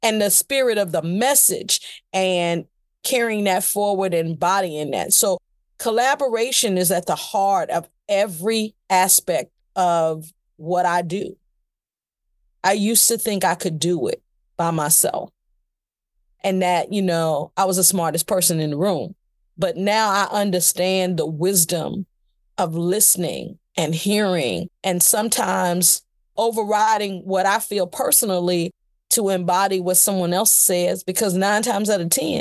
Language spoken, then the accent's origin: English; Danville, Virginia, United States; moved away; I was born in Danville, Virginia.